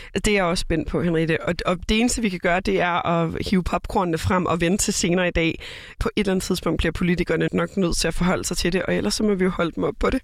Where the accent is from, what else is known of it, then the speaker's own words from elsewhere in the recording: Copenhagen, Capital Region of Denmark, Denmark; moved away as an adult; now in Aarhus, Denmark; Jeg er født og opvokset i København